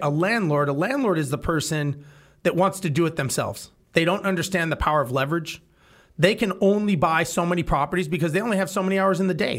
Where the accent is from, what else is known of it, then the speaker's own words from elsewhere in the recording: Los Angeles, California, United States; now in Texas, United States; I grew up in Los Angeles